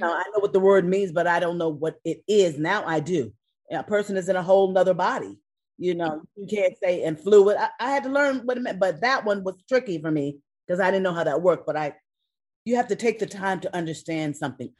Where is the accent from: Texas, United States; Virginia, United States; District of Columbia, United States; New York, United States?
New York, United States; now in California, United States; I'm from New York